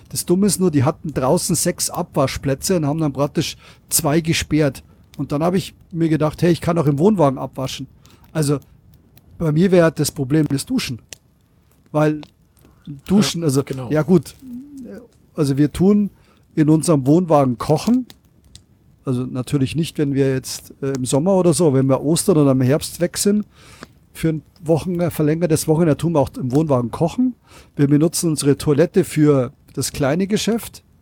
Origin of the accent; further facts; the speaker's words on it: Penzberg, Bavaria, Germany; Äh, ich bin ja aus Penzberg und bei mir ist der TÜV äh, Niederlassung in Penzberg.